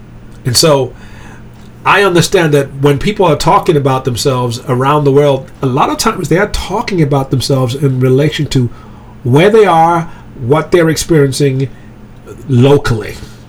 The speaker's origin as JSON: {"language": "English", "region": "England", "country": "United Kingdom", "tie": "born or raised there", "also_born_or_lived": "Germany / Greece", "said": "So I was raised in Europe. I was born in Germany. I grew up in England. I went to a boarding school there."}